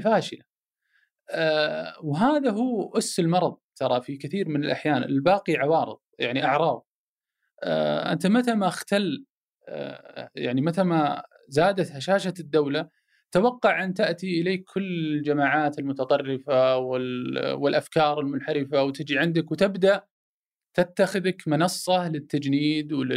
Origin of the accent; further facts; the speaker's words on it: Saudi Arabia; انا سعودي، عربي، مسلم، هلالي، نصراوي